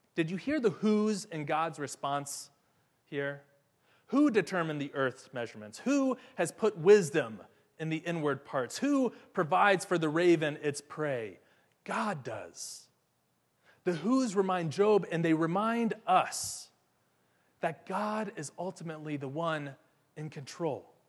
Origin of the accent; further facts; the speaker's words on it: Ohio, United States; now in Atlanta, United States; my hometown in Ohio